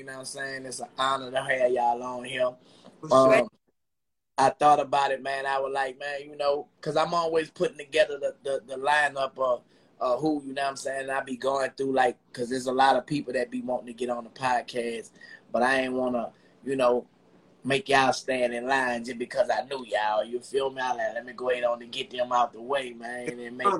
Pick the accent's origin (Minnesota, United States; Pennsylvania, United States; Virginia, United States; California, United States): Virginia, United States; Chesapeake; I'm from Chesapeake.